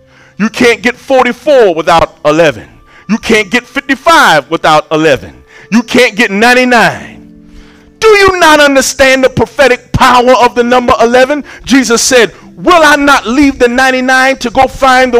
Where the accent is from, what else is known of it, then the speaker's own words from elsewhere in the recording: Shulerville, South Carolina, United States; I'm from Shulaville